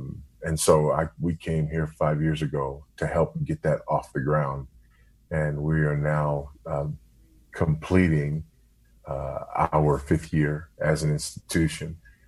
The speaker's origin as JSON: {"language": "English", "town": "Los Angeles", "region": "California", "country": "United States", "tie": "born or raised there", "said": "I grew up in Los Angeles."}